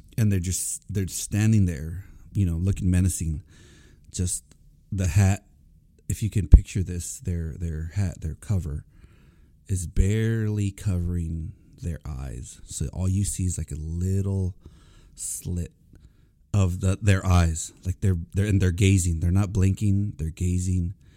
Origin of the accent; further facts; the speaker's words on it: Corpus Christi, Texas, United States; moved away as an adult; I was born and raised in Corpus Christi, Texas